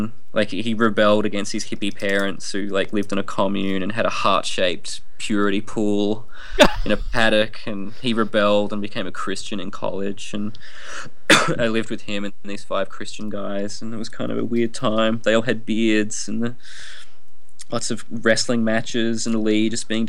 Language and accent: English; Tasmania, Australia; I grew up in Tasmania